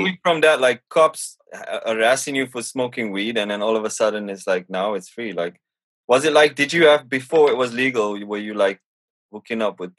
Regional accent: South Africa; But people who know me will know that I'm South African.

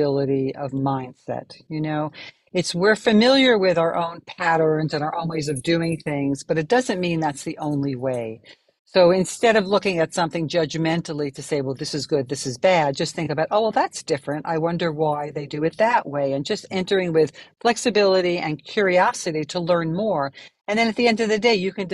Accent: New York City, New York, United States; accent: New Yorker; I'm from New York City, and that's where I'm recording from today.

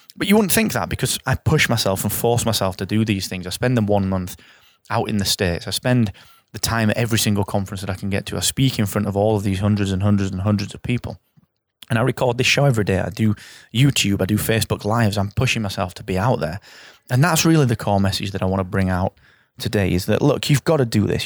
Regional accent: England, United Kingdom; I'm English, I live in England

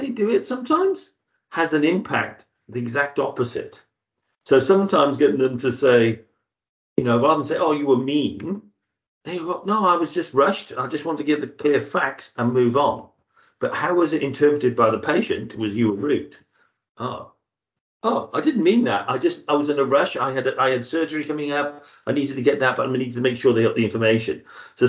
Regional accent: Zambia; moved away; I was from Zambia

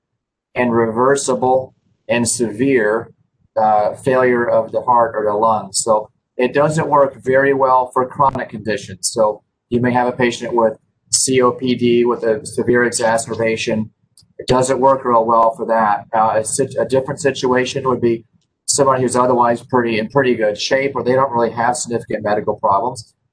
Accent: Memphis, Tennessee, United States; My background is that I grew up here in Memphis

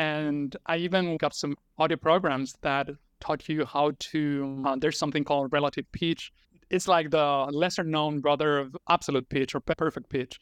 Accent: Argentina; first language Spanish; English is a second language; I'm a native Spanish speaker, so I was born and raised in Argentina, so Spanish is my first language

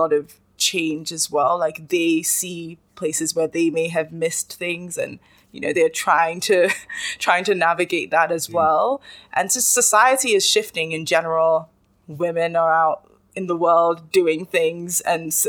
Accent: Nigeria; as a Nigerian woman

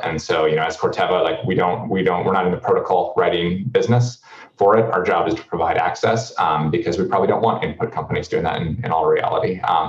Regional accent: North Dakota, United States; I come from North Dakota.

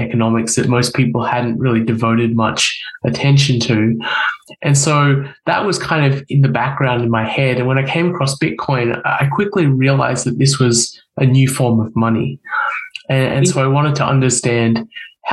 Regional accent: Australia; moved away as an adult; now in United States; I'm from Australia originally. I was born and raised in Australia.

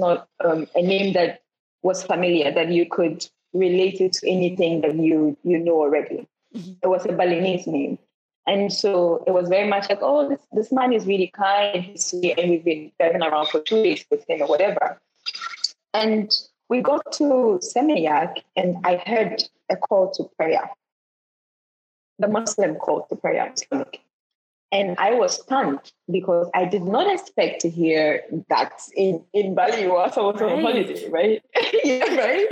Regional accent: Ghana; I'm from Ghana

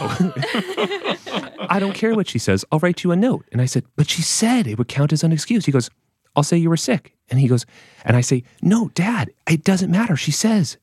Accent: Massachusetts, United States; I'm from Massachusetts

